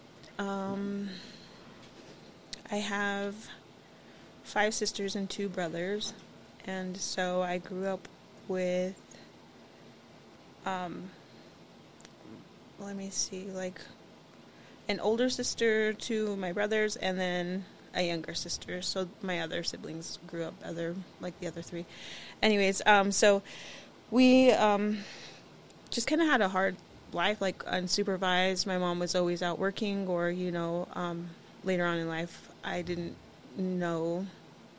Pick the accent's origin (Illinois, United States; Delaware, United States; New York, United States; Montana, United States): Montana, United States; Busby; I grew up in Busby